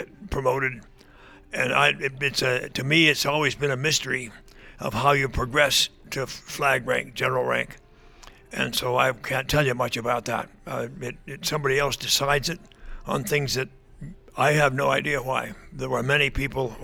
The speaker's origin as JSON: {"language": "English", "region": "Vermont", "country": "United States", "tie": "born or raised there", "said": "I grew up in Vermont, and it was everybody skied in the wintertime"}